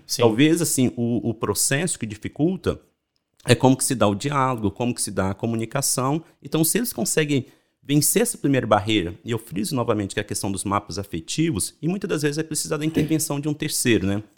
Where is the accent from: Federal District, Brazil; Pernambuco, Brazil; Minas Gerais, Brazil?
Minas Gerais, Brazil; Belo Horizonte; moved away as an adult; also born or lived in São Paulo; eu sou de Belo Horizonte, né? Sou mineiro adoro pão de queijo